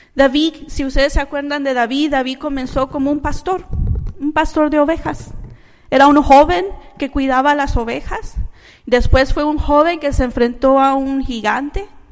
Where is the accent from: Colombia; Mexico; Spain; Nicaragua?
Nicaragua; Managua; now in United States; yo no nací aquí en los Estados Unidos, yo nací en Managua, Nicaragua